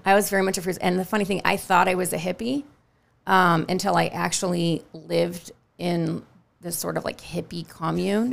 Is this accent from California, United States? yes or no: yes; Northern California, United States; also born or lived in New York; now in Charleston, United States; I grew up in a very foggy, sort of mild climate